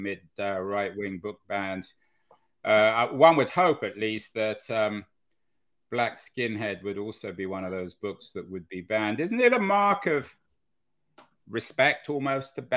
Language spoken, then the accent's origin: English; England, United Kingdom; now in United States; as an English person living in America